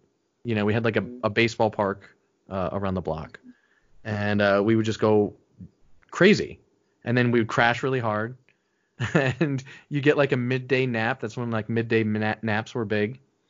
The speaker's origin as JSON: {"language": "English", "region": "New York", "country": "United States", "tie": "born or raised there", "also_born_or_lived": "South Florida", "said": "Upstate New York, mainly. So, we moved around a little bit, but I'm a New Yorker."}